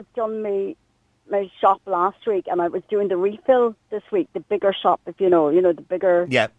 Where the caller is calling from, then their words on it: Clifden, west of Ireland, Ireland; I'm calling you from Clifton. In the west of Ireland